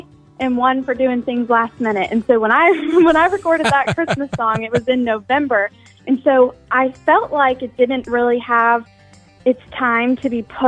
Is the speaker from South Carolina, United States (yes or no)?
yes; Charleston, South Carolina, United States; staying in Charleston, pursuing music